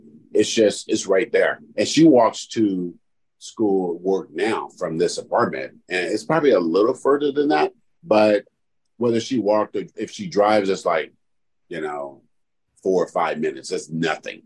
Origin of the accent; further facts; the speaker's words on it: California, United States; I'm from California.